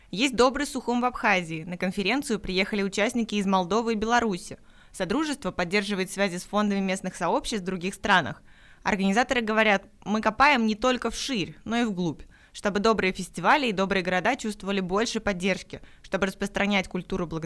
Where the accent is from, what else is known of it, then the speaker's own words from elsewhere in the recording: Belebey, Bashkortostan, Russia; А я из Башкортостана, город Белебей. Наш город небольшой, 60 тысяч